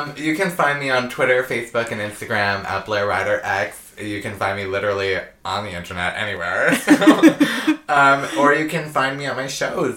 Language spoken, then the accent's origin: English; Barrie, Ontario, Canada; moved away; I did some growing up in Barrie